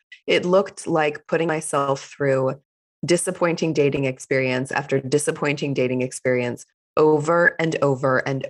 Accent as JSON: {"language": "English", "town": "Fort Worth", "region": "Texas", "country": "United States", "tie": "born or raised there", "said": "I grew up in the US in Fort Worth, Texas, which is a small-ish city, but I wouldn't call it a small town at all. And I grew up in a conservative Jewish household"}